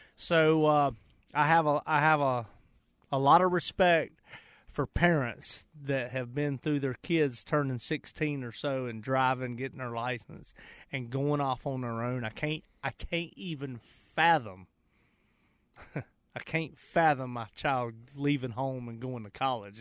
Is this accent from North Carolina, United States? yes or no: yes; Charlotte, North Carolina, United States; I went to Harding High School. I grew up on the west side.